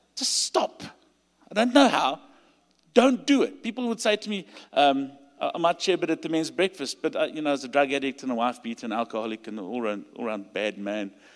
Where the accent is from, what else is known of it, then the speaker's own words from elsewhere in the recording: South Africa; accent: South African; You'll hear by my accent. I'm from South Africa